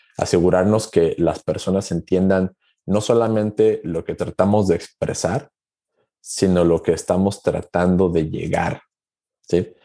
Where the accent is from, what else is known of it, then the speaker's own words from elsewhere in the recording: Aguascalientes, Mexico; Yo soy originario de México, de una ciudad llamada Aguascalientes